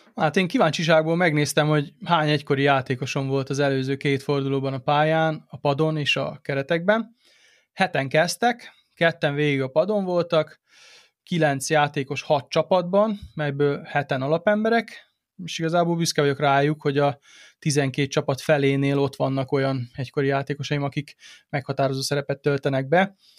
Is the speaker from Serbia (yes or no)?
yes; Serbia; gyerekkoromban Szerbiában